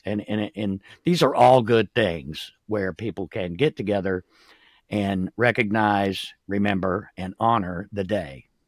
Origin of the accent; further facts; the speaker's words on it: Jacksonville, Florida, United States; also born or lived in Clay County, Florida; I was born and raised in Jacksonville